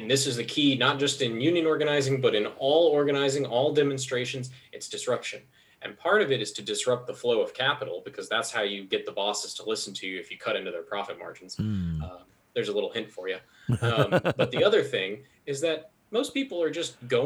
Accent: Hardin County, Kentucky, United States; now in Louisville, United States; when I was growing up in Hardin County, everybody I knew would go work at the Amazon factory

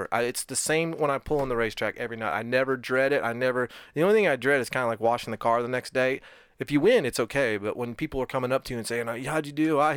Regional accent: Cleveland, Ohio, United States; Um, Cleveland, Ohio.

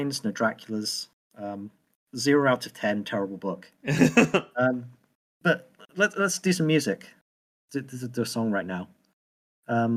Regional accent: United Kingdom

